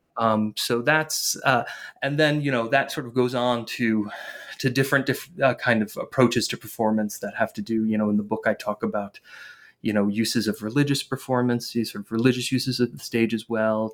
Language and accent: English; northern New Jersey, United States; I grew up in, in northern New Jersey